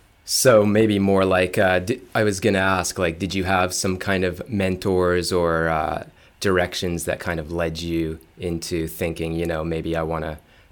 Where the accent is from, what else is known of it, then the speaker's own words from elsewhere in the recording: Ontario, Canada; For myself, growing up outside of Toronto, there's a station like Jazz 91